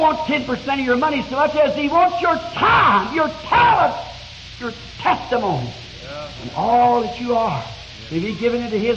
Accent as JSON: {"language": "English", "country": "United States", "said": "I'm an American"}